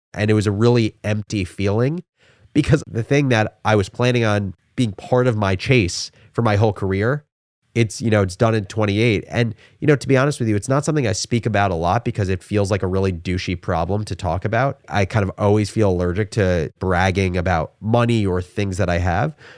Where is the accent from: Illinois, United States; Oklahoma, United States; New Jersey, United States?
New Jersey, United States; Livingston; I Am originally from Livingston, New Jersey, which is a suburb that's about forty minutes outside of New York City. I grew up in a family of four